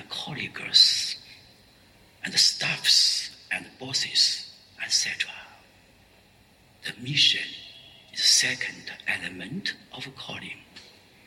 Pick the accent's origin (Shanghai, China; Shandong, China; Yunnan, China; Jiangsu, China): Shandong, China; Xintai; moved away as an adult; also born or lived in Paris, France; now in Shenzhen, China; I met my folk, my village people from Xintai